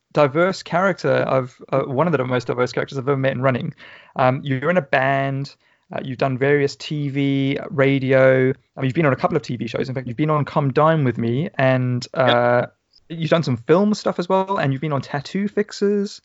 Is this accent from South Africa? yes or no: yes; Johannesburg, Gauteng, South Africa; moved away; growing up in South Africa